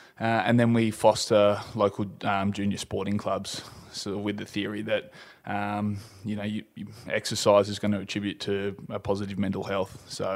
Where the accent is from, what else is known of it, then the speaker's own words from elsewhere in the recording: Australia; also born or lived in Manly, Sydney / Ballina; And then the parents relocated up here to beautiful Nuriba. So been living here on the ridge for the last 22 years. I've come and gone. I've sort of lived a couple of years in Ballina with a mate over the last few years.